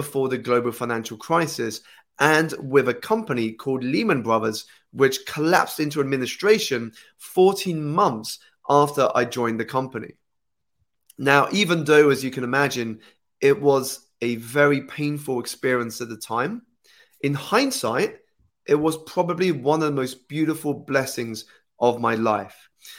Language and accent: English; United Kingdom; So I was born here in the United Kingdom, about 2 hours outside of the city. My parents are Malaysian Chinese. So I was born into that culture, but grew up here in the United Kingdom, in which I learned English.